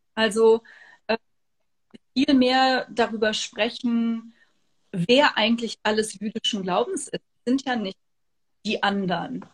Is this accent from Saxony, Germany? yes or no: no; Trier, Rhineland-Palatinate, Germany; in meiner Heimatstadt Trier